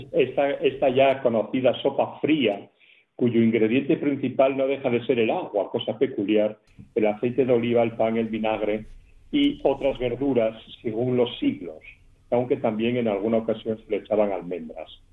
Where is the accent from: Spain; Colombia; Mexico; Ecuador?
Spain; Asturias; lo que sufrimos los asturianos normalmente cuando salimos de Asturias